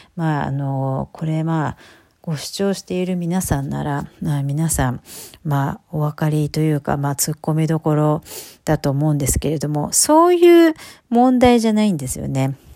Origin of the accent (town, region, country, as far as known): Japan; now in United Kingdom